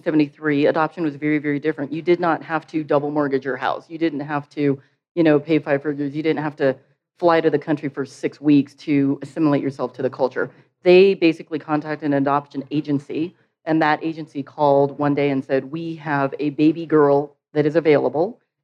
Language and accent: English; Ho Chi Minh City, Vietnam; born there; I was born in Vietnam in a suburb of Saigon in 1973.